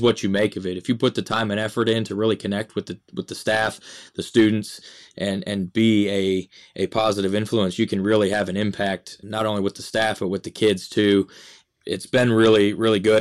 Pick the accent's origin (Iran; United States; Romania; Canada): United States; Michigan; moved away as an adult; now in Mesquite, Texas, United States; growing up in Michigan